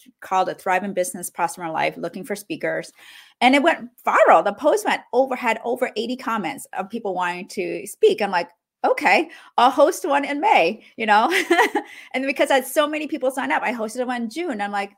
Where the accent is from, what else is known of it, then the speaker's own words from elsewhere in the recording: Cambodia; born there; also born or lived in Canada; Well, I grew up. I was born in Cambodia during one of the roughest time in the country. So that was the genocide.